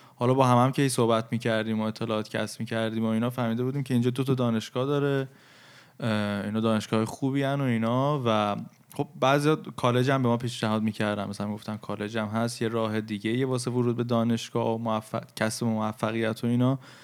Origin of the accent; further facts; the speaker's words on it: Iran; ما که توی فرهنگ ایرانی بزرگ شدیم